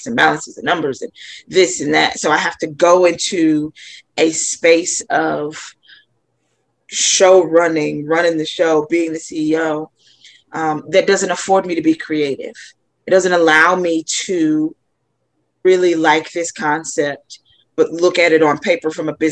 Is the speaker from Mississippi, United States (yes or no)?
yes; North Mississippi, United States; I grew up in North Mississippi